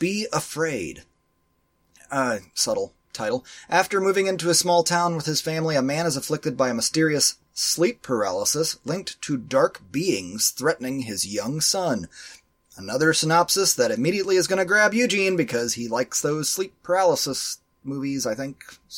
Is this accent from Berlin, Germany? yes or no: yes; Berlin, Germany; Considering that we grew up in Berlin, it's probably Berlin.